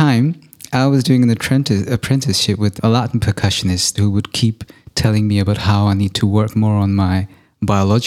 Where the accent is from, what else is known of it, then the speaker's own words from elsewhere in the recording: India; my time growing up in India